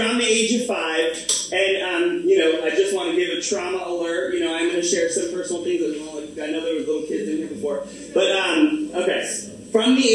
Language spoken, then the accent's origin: English; Orlando, Florida, United States; when I was born in Florida. I'm from Orlando, Florida. I'm the first generation born in the United States.